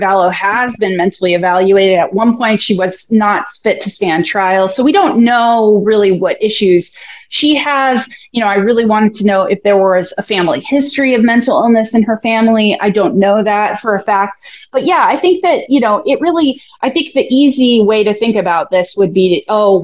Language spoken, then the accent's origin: English; Oregon, United States; I grew up in Oregon